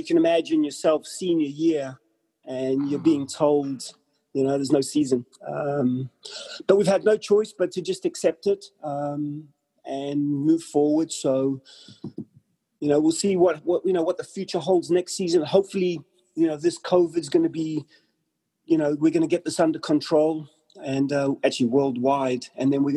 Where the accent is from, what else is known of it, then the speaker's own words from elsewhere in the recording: Durban, KwaZulu-Natal, South Africa; moved away as an adult; also born or lived in Liverpool, England / Pretoria, South Africa / Fort Lauderdale, United States; now in Oneonta, United States; I grew up in Durban, South Africa, playing soccer